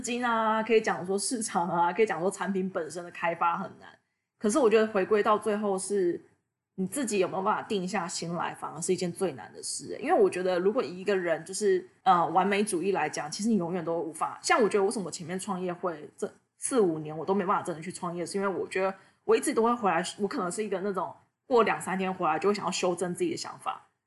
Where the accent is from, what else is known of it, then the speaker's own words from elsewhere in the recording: Taiwan; moved away as an adult; also born or lived in United States; 从小到大我也是在亚，就是台湾就是土生土长